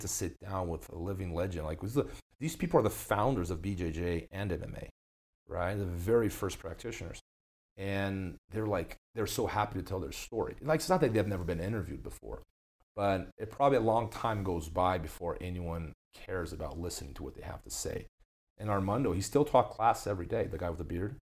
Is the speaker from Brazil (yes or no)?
yes; Brazil; moved away; I grew up in Brazil